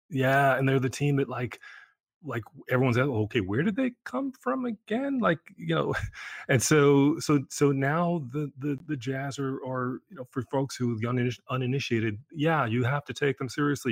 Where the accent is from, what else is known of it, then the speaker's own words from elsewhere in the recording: New York, United States; as a New Yorker